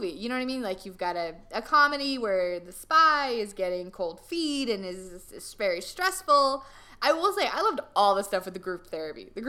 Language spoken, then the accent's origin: English; Ireland; I am it. Irish. I'm just an Irish girl.